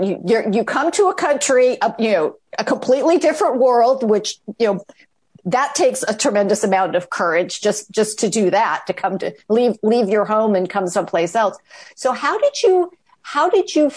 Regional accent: United States; being born and raised in the United States

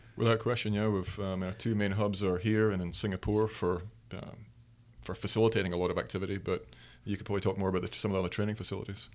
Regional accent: Aberdeen, Scotland, United Kingdom; moved away; we're both from Aberdeen, in Scotland. My, the, the, the, uh, Piper Alpha Memorial Gardens are, are about two miles from my parents' home

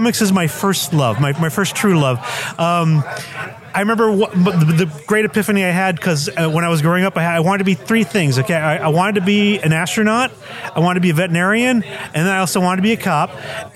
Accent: Bell Gardens, California, United States; also born or lived in Nogales, Sonora, Mexico / South Central Los Angeles; we settled in the wonderful, even more glamorous world of Bell Gardens, California.

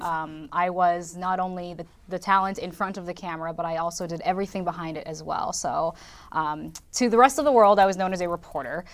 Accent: California, United States; moved away as an adult; also born or lived in Los Angeles / Sioux City, Iowa; now in Madison, United States; I grew up in California

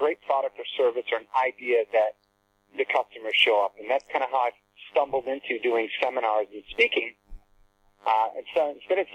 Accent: Ann Arbor, Michigan, United States; moved away as an adult; also born or lived in Florida; I grew up in Ann Arbor, Michigan, had a great family

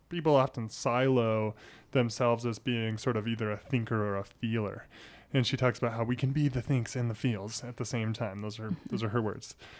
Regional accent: Billings, Montana, United States; it's my hometown. I love it. I grew up here.

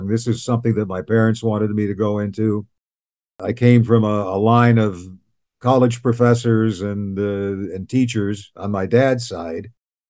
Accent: Cleveland, Ohio, United States; moved away as an adult; now in Canada; Cleveland, Ohio.

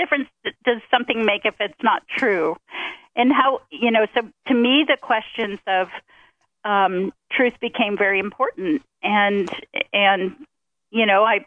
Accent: Ohio, United States; I grew up in Ohio

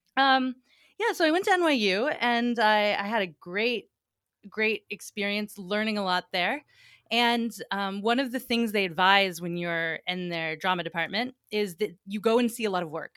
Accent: Atlanta, Georgia, United States; moved away as an adult; also born or lived in New York City / Vermont; I'm from Atlanta, Georgia originally, and we had a big old magnolia tree out in my front yard

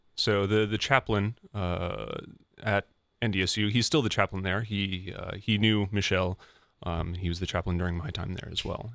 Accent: Fargo, North Dakota, United States; growing up in the Fargo, North Dakota area, I went to Catholic schools from kindergarten through twelfth grade

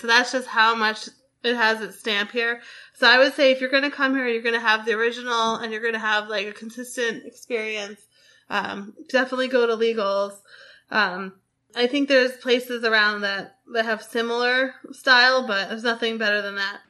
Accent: Boston, Massachusetts, United States; I grew up in Boston

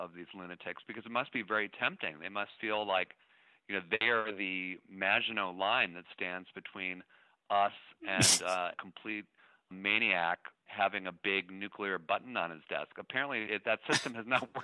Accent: Shaker Heights, Ohio, United States; moved away; also born or lived in Cambridge, Massachusetts; I grew up in Shaker Heights, Ohio

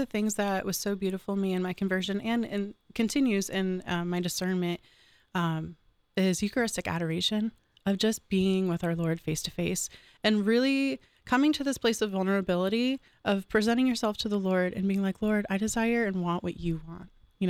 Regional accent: Michigan, United States; now in Columbus, United States; So I kind of had already alluded to that I'm from Michigan.

